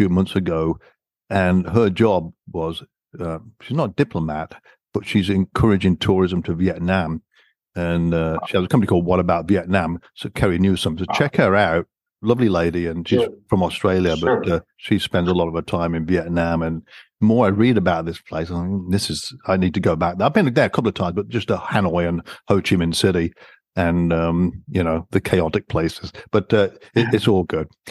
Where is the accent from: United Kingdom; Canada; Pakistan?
United Kingdom; accent: British; my British accent